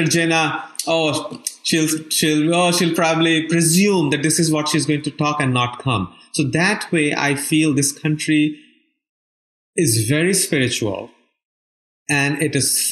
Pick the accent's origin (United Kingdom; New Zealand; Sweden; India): India; moved away as an adult; now in United States; I was born and raised in India